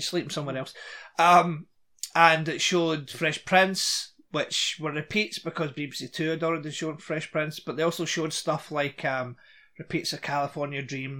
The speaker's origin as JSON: {"language": "English", "region": "Scotland", "country": "United Kingdom", "said": "I'm Scottish, but I'm Scottish"}